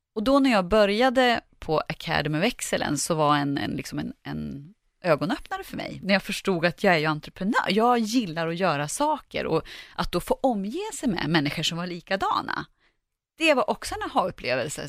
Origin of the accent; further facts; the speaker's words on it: Sveg, Jämtland, Sweden; moved away; jag kommer från Sveg i Härjedalen och åkte hem över jul